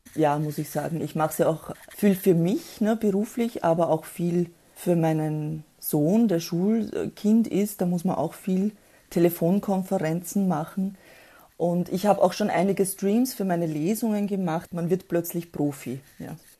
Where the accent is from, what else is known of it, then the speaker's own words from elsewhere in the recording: Austria; die kamen Anfang der 1970er Jahre nach Österreich wo ich dann auch geboren wurde